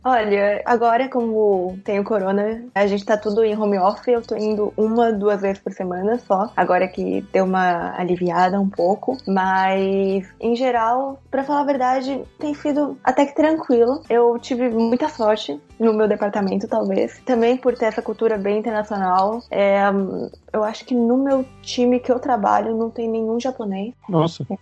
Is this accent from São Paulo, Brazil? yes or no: yes; São Paulo, Brazil; moved away as an adult; also born or lived in São José dos Campos, Brazil / Saitama, Japan; now in Japan; Eu sou de São Paulo, no Brasil